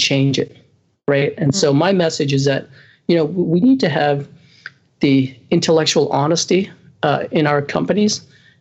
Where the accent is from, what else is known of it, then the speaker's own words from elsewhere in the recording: Canada; I'm Canadian.